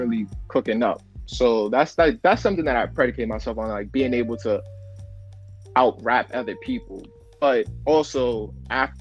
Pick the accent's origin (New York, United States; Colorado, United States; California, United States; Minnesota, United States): New York, United States; I'm from New York.